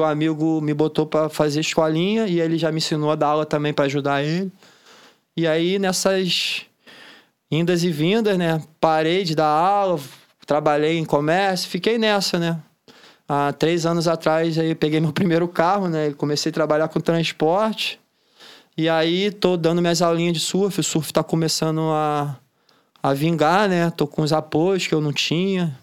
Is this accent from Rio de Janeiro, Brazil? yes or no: yes; Niterói, Rio de Janeiro, Brazil; Itacoatiara foi onde eu cresci, onde eu aprendi tudo do que eu sei de surf